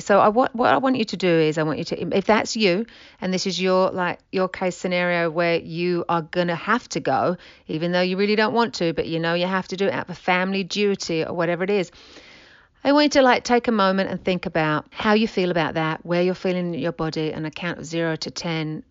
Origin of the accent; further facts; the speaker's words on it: England, United Kingdom; now in United States; I'm from England.